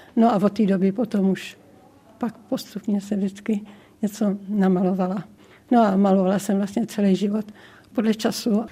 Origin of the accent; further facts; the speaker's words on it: South Bohemian Region, Czechia; also born or lived in Brloh; now in Chvalšiny, Czech Republic; po Šumaví, to je mé rodiště a bydliště